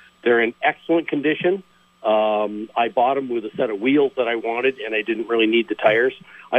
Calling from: Milton, Vermont, United States; Well, I'm calling from Milton.

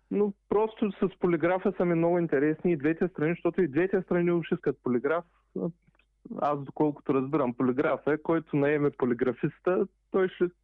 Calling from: Eindhoven, North Brabant, Netherlands; Ами в момента съм Файнтховен.

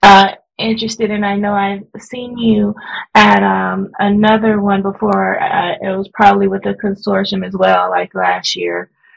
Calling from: Cerritos, California, United States; also born or lived in Riverside, California; I'm calling from Cerritos, California.

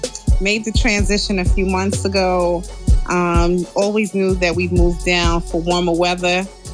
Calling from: Georgia, United States; I'm calling from Georgia.

